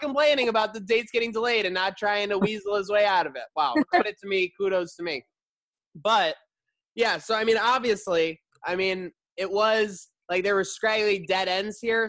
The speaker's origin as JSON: {"language": "English", "town": "Buffalo", "region": "New York", "country": "United States", "tie": "born or raised there", "also_born_or_lived": "Summit, New Jersey", "said": "I grew up in Buffalo"}